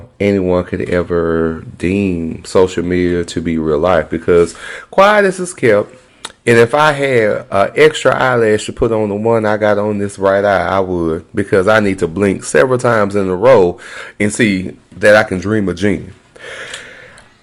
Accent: Texas, United States; I'm very Texan

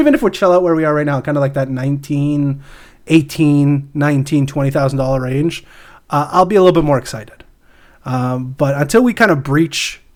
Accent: Canada

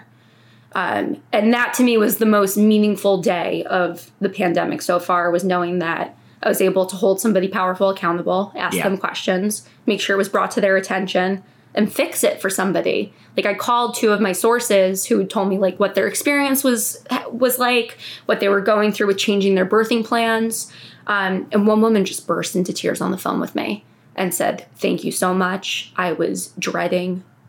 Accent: New Jersey, United States; now in New York City, United States; I grew up in New Jersey

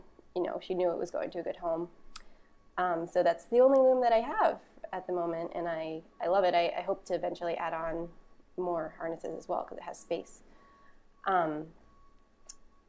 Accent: Boston, Massachusetts, United States; I was born and raised in Boston, and I was in the Boston public school system all throughout high school

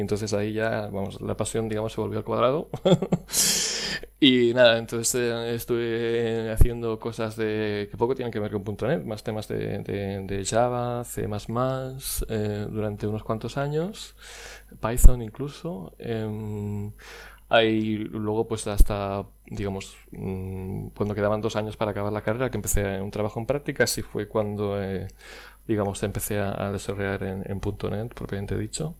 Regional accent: Barcelona, Catalonia, Spain; moved away as an adult; also born or lived in Dublin, Ireland / Wexford, Ireland; nacido en Barcelona, Em, en un pueblecito llamado San Vicente Eh, y bueno, estuve viviendo. En, de hecho, en los últimos años he estado cambiando casi de ciudad eh, prácticamente cada dos años, pero, pero originario, originario de, Barcelona

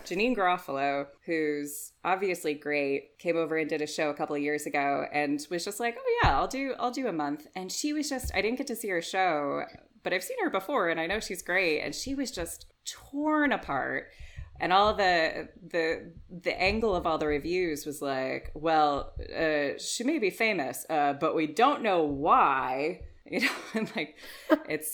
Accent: United States; now in United Kingdom; being like an American improviser

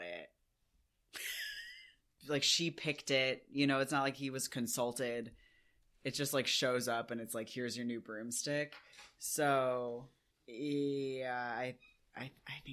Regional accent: United Kingdom; we're British

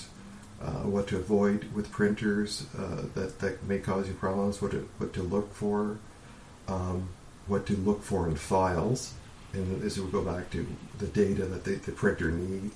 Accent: Canada; as a Canadian

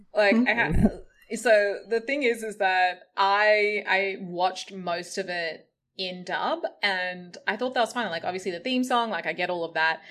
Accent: Australia; growing up in Australia

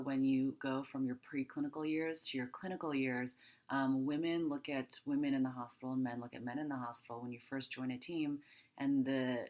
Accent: Taiwan; also born or lived in United States / Los Angeles / Cincinnati; now in Pittsburgh, United States; born in the United States, but I actually grew up in Taiwan.

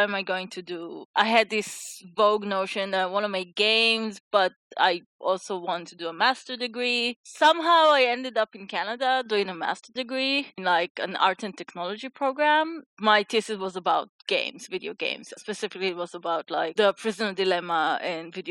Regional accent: Jerusalem, Jerusalem District, Israel; I grew up in Jerusalem

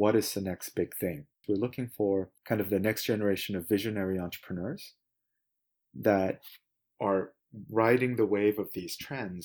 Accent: Seoul, South Korea; moved away as an adult; also born or lived in Beijing / New York; now in California, United States; I was born and raised in Korea, in Seoul

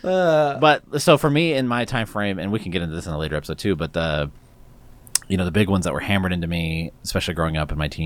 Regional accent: Texas, United States; now in Columbus, United States; growing up in Texas

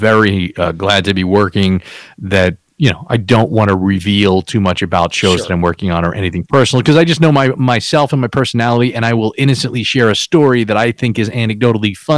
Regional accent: New York City, New York, United States; also born or lived in New Jersey; I tend to stay in the home that I grew up in on Staten Island

